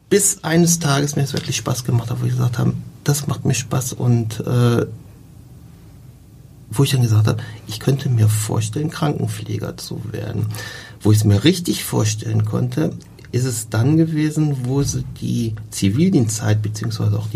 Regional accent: North Rhine-Westphalia, Germany; Und da ich ja Rheinländer bin, ich komme aus der Nähe von Köln, ähm, ist in der Nähe Leverkusen

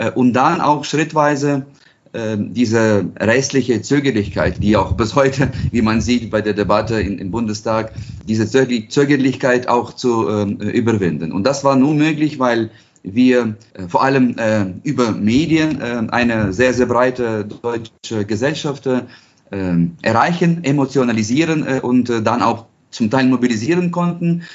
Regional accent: Ukraine; als Europäer als Ukrainer

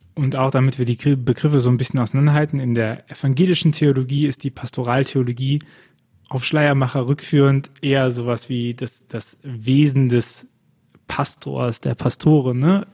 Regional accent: Bonn, North Rhine-Westphalia, Germany; ich bin ja gebürtiger Bonner

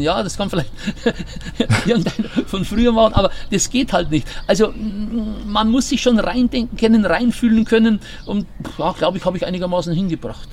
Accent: Bavaria, Germany; accent: Bavarian; Ich habe absichtlich meinen Dialekt behalten

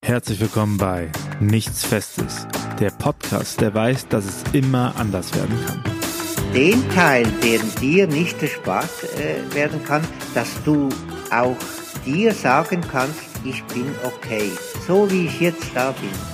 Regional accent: Switzerland; accent: Swiss Standard German; moved away as an adult; now in Osnabrück, Germany; an meinem äh, Schweizer Hochdeutsch, ich bin, ich bin Schweizer.

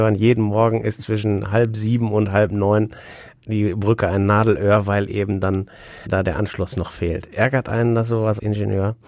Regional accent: Wesel, North Rhine-Westphalia, Germany; diese Rheinbrücke bei uns in Wesel

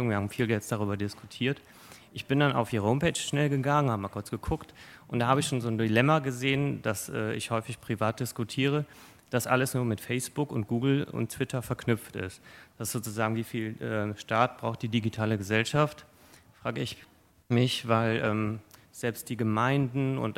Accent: Odenthal, North Rhine-Westphalia, Germany; ich komme aus Odenthal.

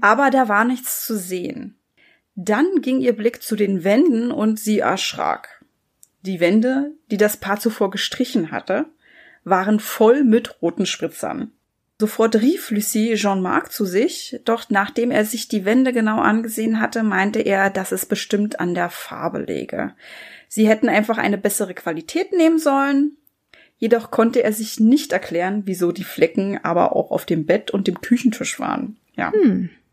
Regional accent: Germany; Bei uns in Deutschland

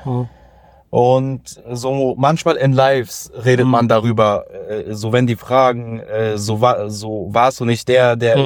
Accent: Solingen, North Rhine-Westphalia, Germany; ich äh, bin aus Solingen

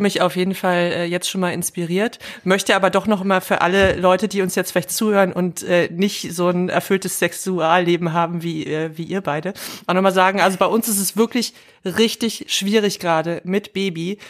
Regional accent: the East, eastern Germany, Germany; wir kommen jetzt alle zufällig aus dem Osten

